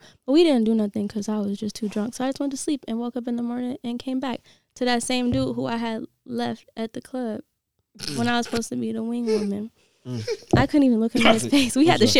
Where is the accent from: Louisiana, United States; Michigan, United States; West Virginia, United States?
Michigan, United States; Detroit; So, he started talking to me, and when I said I was from Detroit, he literally